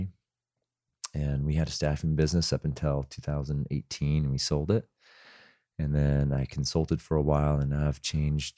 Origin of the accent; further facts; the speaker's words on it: Idaho, United States; moved away as an adult; now in Mesa, United States; I grew up in Idaho primarily and moved to Arizona after high school.